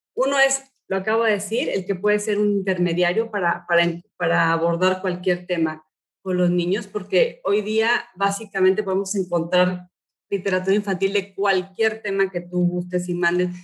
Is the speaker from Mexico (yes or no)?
yes; Mexico; also born or lived in United States; Yo nací em, en Estados Unidos, pero he vivido toda mi vida en México.